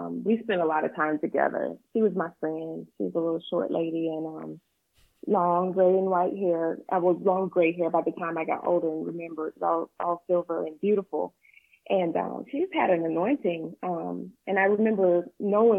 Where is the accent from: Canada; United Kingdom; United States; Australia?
United States; Pelham, Georgia; moved away as an adult; also born or lived in Thomasville, Georgia / Tallahassee, Florida; I was raised in a small town called Pelham, Georgia